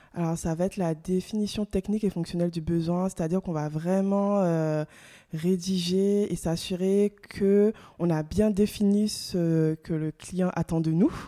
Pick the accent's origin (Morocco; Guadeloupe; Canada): Guadeloupe; moved away as an adult; also born or lived in mainland France; Je suis originaire euh, de la Guadeloupe